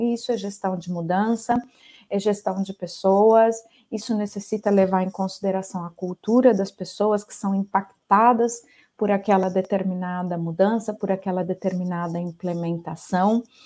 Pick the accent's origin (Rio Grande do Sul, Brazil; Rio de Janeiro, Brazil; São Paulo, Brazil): São Paulo, Brazil; Ribeirão Preto; Eu sou né, brasileira, sou natural de Ribeirão Preto